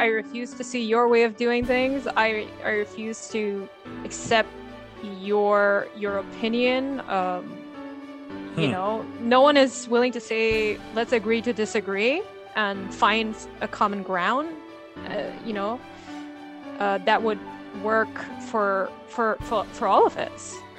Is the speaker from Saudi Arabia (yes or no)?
no; Dubai, United Arab Emirates; So I was born and raised in Dubai, which is a very diverse place.